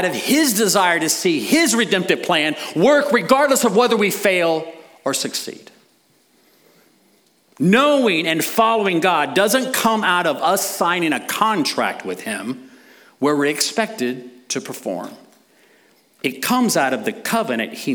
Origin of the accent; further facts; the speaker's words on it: United States; as American citizens